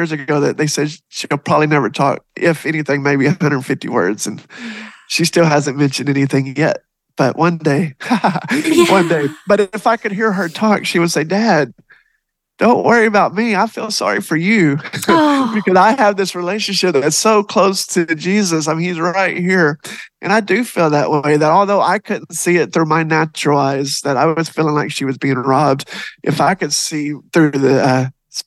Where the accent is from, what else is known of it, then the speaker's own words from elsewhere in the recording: Texas, United States; I am actually from Texas